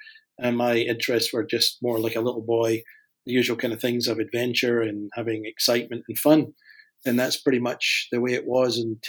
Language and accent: English; Glasgow, Scotland, United Kingdom; moved away as an adult; also born or lived in Vienna, Austria; Well, I am originally from Glasgow in Scotland and was raised in a non-Christian home. Became a Christian when I was just turning 21 in Glasgow in Scotland